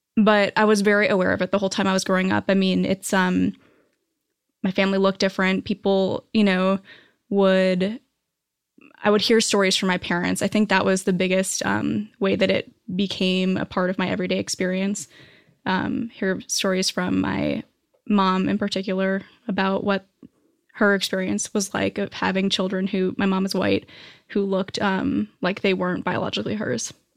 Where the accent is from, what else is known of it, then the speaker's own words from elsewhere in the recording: New Hampshire, United States; moved away as an adult; also born or lived in New York; now in Los Angeles, United States; I grew up on the East Coast. Uh, I grew up in New Hampshire, and then I moved to New York after college